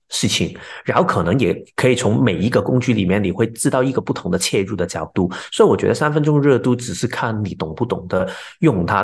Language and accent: Chinese; Hong Kong; moved away as an adult; now in Taiwan; 我本身是一个香港人，然后一直都在香港长大，然后也在外国念书。前两年，年，两年多之前，我就跟我太太一起，一起搬到台湾去居住